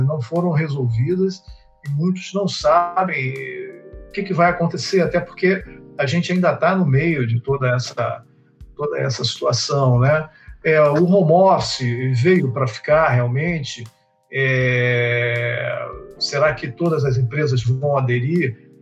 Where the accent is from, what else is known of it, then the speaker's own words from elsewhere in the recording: Rio de Janeiro, Brazil; eu sou do Rio de Janeiro